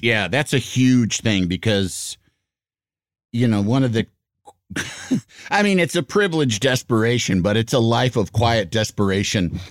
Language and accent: English; Yorkville, Illinois, United States; I grew up in Yorkville, Illinois